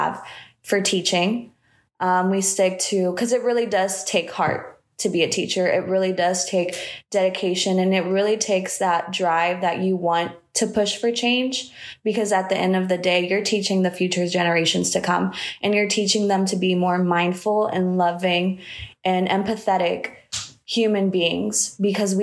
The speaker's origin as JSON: {"language": "English", "town": "Matamoros", "region": "Tamaulipas", "country": "Mexico", "tie": "born or raised there", "moved": "yes", "lives_now": "Indianapolis, United States", "said": "I was born in Matamoros, Mexico"}